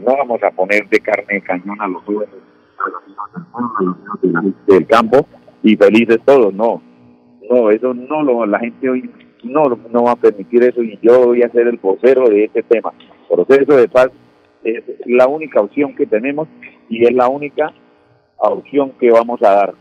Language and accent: Spanish; Concepción, Santander, Colombia; moved away; desde el municipio de Concepción, municipio que me vio nacer